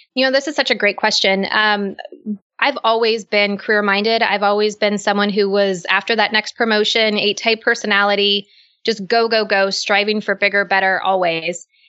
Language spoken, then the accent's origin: English; United States; I'm not Canadian. I'm American.